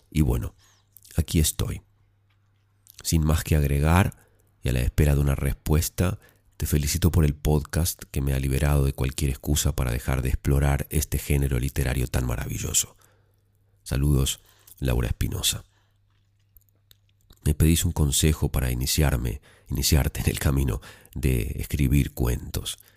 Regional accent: Pasto, Nariño, Colombia; now in Medellín, Colombia; Verás, soy de una ciudad pequeña, Pasto, pero vivo en Medellín. Hace poco me fui de vacaciones a mi ciudad natal

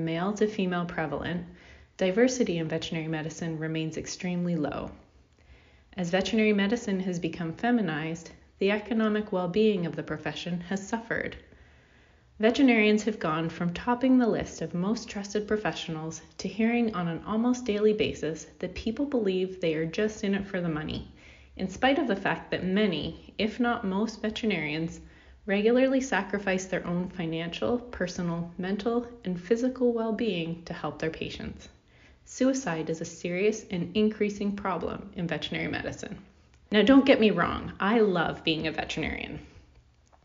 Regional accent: Canada; I'm a Canadian veterinarian

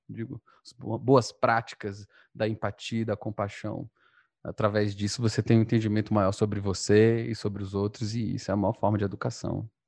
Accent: Northeast Region, Brazil; A gente é um bando de nordestino

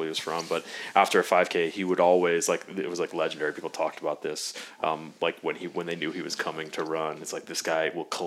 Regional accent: Jacksonville, Florida, United States; also born or lived in Tallahassee, Florida / Atlantic Beach, Florida; I grew up in Arlington. I went to Bishop Kenny High School

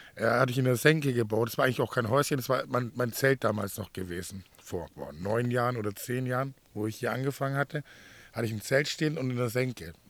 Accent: Swabia, Baden-Württemberg, Germany; moved away as an adult; now in Mallorca, Spain; ich komme aus dem Schwabeländer

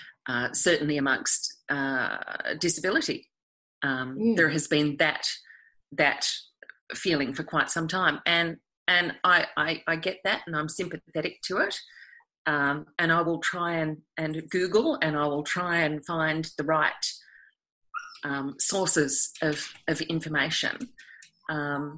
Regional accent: Sydney, New South Wales, Australia; moved away as an adult; also born or lived in Canberra / Hobart; I'm of that generation growing up in Sydney

